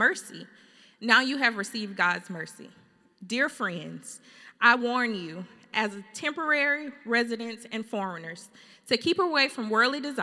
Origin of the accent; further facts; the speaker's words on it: Fairfield, Alabama, United States; moved away as an adult; also born or lived in Birmingham, Alabama / Atlanta, Georgia; now in California, United States; We're from Fairfield, Alabama